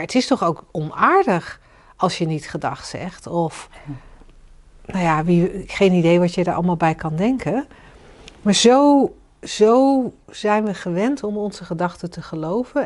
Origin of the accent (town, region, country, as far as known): Netherlands